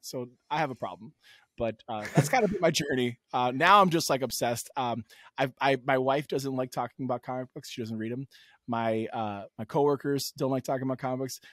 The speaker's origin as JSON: {"language": "English", "town": "New York City", "region": "New York", "country": "United States", "tie": "born or raised there", "said": "I lived, I grew up in New York City"}